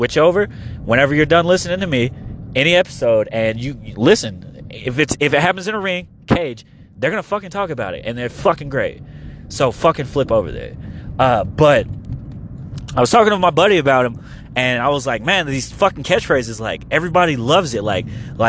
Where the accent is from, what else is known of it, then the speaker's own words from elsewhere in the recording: Oklahoma, United States; We're from Oklahoma